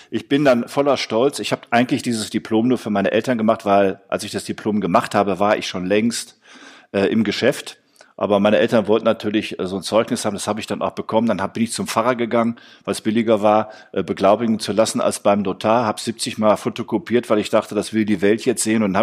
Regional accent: Essen, North Rhine-Westphalia, Germany; now in Cologne, Germany; Ähm, ich bin nach Köln gekommen, weil Köln damals eine, ich komme aus Essen, muss ich sagen.

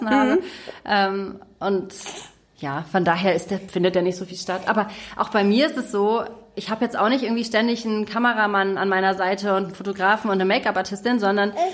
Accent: Hamburg, Germany; Also ich bin selber in Hamburg geboren und groß geworden.

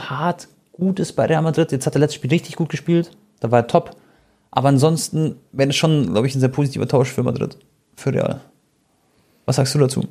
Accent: Croatia; ich bin ja Kroate

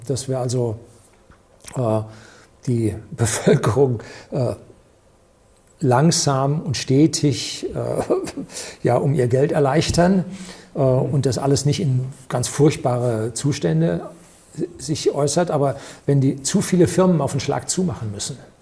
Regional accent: Germany; wir als Deutsche

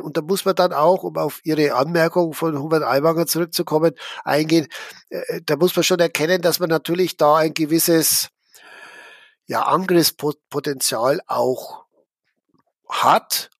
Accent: Schwandorf, Bavaria, Germany; Ich bin ja in Schwandorf aufgewachsen, also mitten in der Oberpfalz.

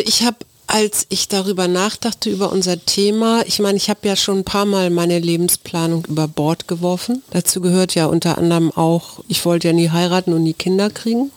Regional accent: Hamburg, Germany; now in Berlin, Germany; Hamburg, was ja meine Heimatstadt ist

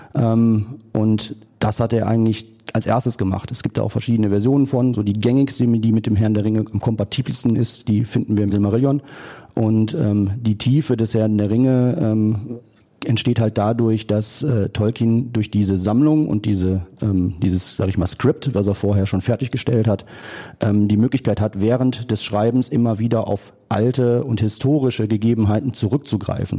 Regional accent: Geldern, North Rhine-Westphalia, Germany; warum wir nach Geldern gezogen sind. Ähm, ich bin da erst aufgewachsen

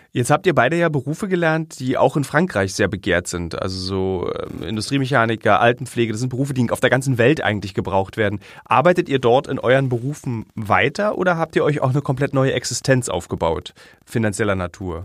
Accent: Berlin, Germany; ich als Berliner, der in Berlin geboren ist

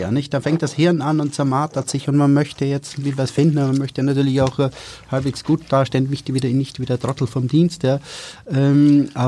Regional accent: Styria, Austria; ich werde noch ein bisschen helfen, weil ich ja generös bin als Steirer.

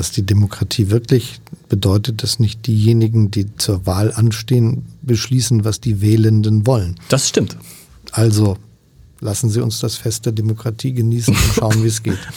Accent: Hamburg, Germany; komme aus Hamburg und ich rede nicht so

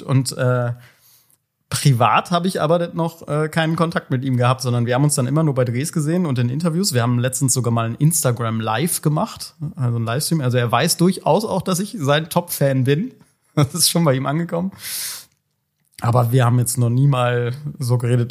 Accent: Cologne, North Rhine-Westphalia, Germany; als Kölner

